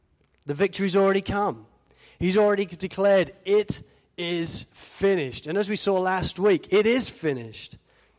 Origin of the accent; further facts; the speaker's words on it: United Kingdom; moved away as an adult; now in Australia; being British